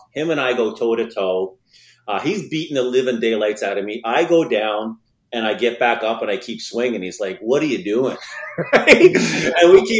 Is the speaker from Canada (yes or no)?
yes; St. Catharines, Ontario, Canada; No, I live in, born and raised St. Catharines, Ontario, Canada. I'm the youngest of 3 boys. I went through the AAA system here in St. Catharines.